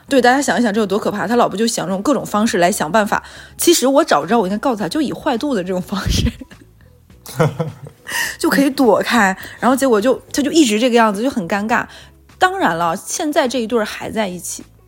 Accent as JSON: {"language": "Chinese", "region": "Northeast China", "country": "China", "also_born_or_lived": "Wuhan", "moved": "as an adult", "said": "我们是东北人"}